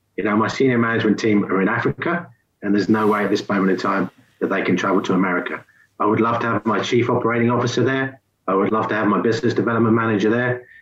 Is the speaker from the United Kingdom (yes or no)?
yes; England, United Kingdom; moved away; I'm English.